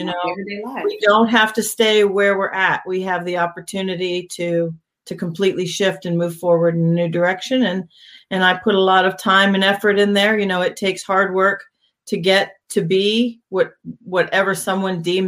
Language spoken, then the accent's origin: English; Hershey, Pennsylvania, United States; moved away as an adult; also born or lived in Europe / Abu Dhabi; I grew up in Hershey, Pennsylvania on a farm